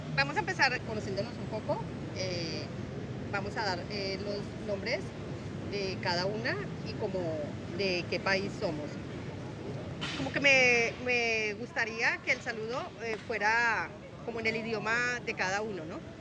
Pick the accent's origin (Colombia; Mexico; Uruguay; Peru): Colombia; moved away as an adult; also born or lived in Bogotá / Ecuador / Venezuela / Panama; now in Spain; Desde que tengo uso de razón he estado migrando en mi propio país y bueno, ya luego me tocó por cosas eh, económicas, ¿no? Me tocó salir de Colombia